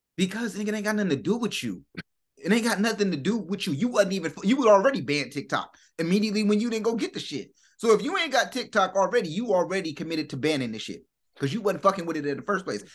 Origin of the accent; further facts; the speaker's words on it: United States; I'm from America